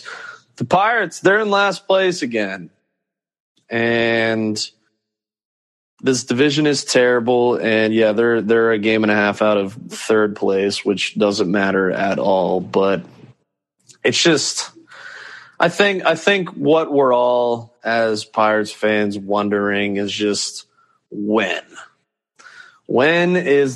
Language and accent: English; Pittsburgh, Pennsylvania, United States; I'm from Pittsburgh